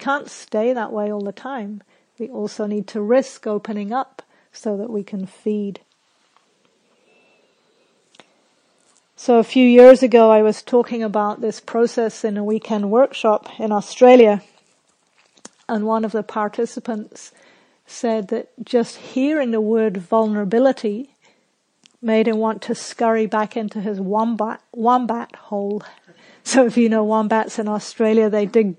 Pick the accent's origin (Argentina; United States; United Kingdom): United Kingdom; Scotland; when I was a little kid growing up in Scotland